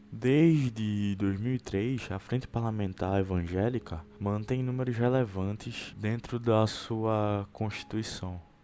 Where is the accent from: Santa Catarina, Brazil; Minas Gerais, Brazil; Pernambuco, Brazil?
Pernambuco, Brazil; da minha terra, Pernambuco